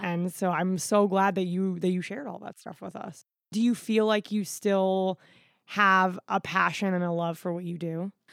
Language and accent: English; Florida, United States; I'm from Florida